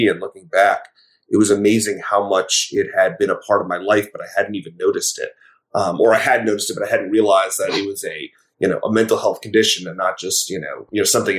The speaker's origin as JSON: {"language": "English", "area": "Westchester County", "region": "New York", "country": "United States", "tie": "born or raised there", "said": "growing up in Westchester County in New York"}